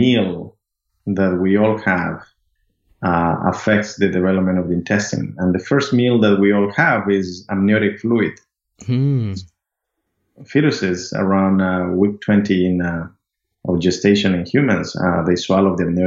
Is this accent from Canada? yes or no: no; Amazon region of Ecuador, Ecuador; moved away as an adult; now in United States; I'm originally from Ecuador. I grew up in the Amazon region of Ecuador